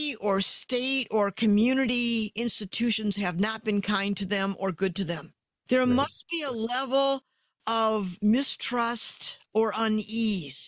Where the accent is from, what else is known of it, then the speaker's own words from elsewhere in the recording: Detroit, Michigan, United States; I'm from Detroit